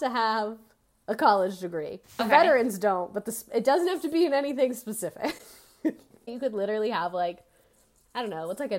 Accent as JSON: {"language": "English", "region": "Pennsylvania", "country": "United States", "tie": "born there", "said": "I was born in Pennsylvania, but chose to complete my bachelor's degree in England."}